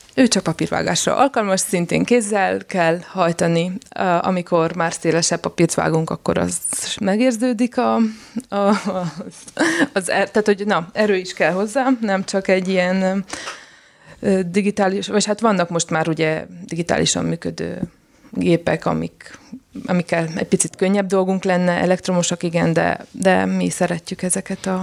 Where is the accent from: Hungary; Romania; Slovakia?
Romania; Sfântu Gheorghe, Covasna County; moved away as an adult; now in Oradea, Romania; én Sepsiszentgyörgyi származású vagyok, és egyetem miatt jöttem Nagyváradra